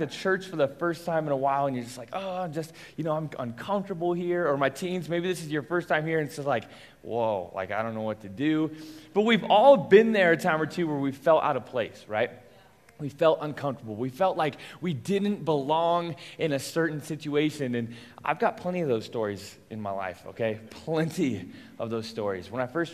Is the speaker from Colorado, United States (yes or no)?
yes; Englewood, Colorado, United States; I grew up here in Inglewood, Colorado